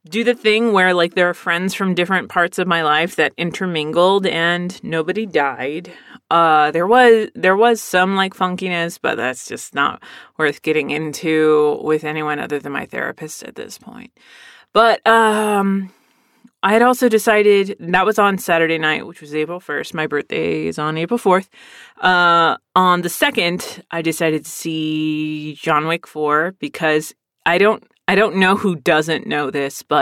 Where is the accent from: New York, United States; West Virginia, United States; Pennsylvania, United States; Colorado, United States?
Pennsylvania, United States; born there; My brother was born in San Diego. I was born in Pennsylvania.